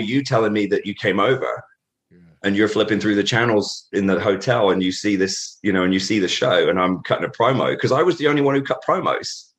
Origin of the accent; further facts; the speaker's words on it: Norfolk, East Anglia, East of England, United Kingdom; moved away; I grew up in Norfolk, uh, in on the east East Anglia in England.